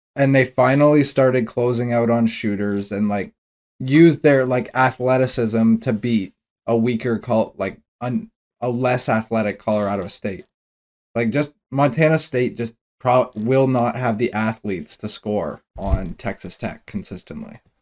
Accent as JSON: {"language": "English", "town": "Toronto", "region": "Ontario", "country": "Canada", "said": "I'm from Toronto"}